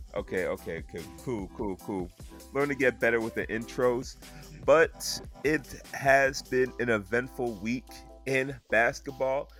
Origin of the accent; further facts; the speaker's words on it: the South, United States; I grew up in the South